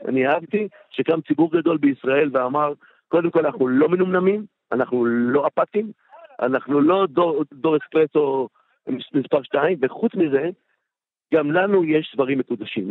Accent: Bat Yam, Tel Aviv District, Israel; also born or lived in Jerusalem; ושם אני גדלתי עשר שנים, ו- ובת ים היא חלק מהזהות שלי לגמרי

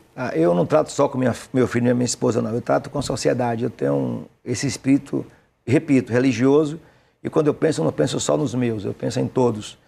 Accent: Aiquara, Bahia, Brazil; also born or lived in Jequié; Eu nasci em Aiquara, perto de Piauí, abaixo de Jequié, já é Mata Atlântica.

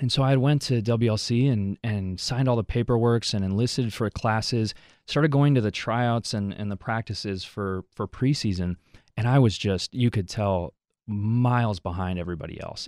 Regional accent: Wisconsin, United States; also born or lived in Mexico City, Mexico; I grew up here in Wisconsin, for, for all my life

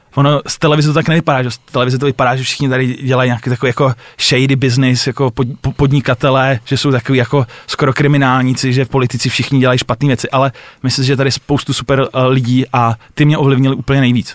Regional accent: Czechia; my jako Češi

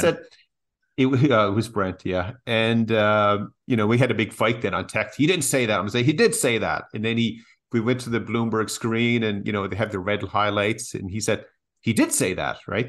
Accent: Canada; as Canadians

